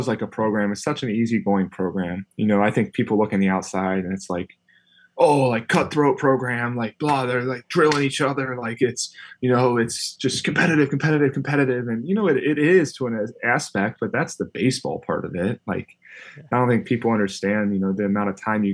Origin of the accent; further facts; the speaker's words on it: Cincinnati, Ohio, United States; where I grew up in Cincinnati